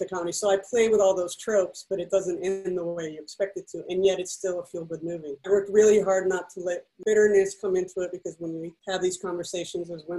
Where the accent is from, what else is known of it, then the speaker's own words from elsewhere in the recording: Mexico City, Mexico; moved away as an adult; I grew up in Mexico City, which is a little different. So I lived there from 1 to 19